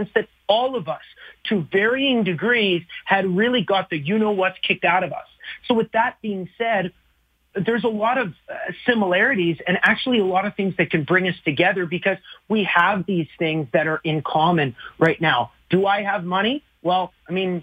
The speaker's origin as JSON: {"language": "English", "region": "Alberta", "country": "Canada", "also_born_or_lived": "Flat Lake, Alberta", "moved": "as an adult", "lives_now": "Nashville, United States", "said": "I fly up with my family back to Alberta on March 2nd"}